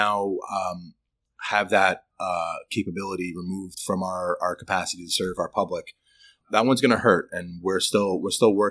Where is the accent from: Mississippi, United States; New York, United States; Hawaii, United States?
New York, United States; New York City; moved away as an adult; now in Troy, United States; I was born and raised in Brooklyn, New York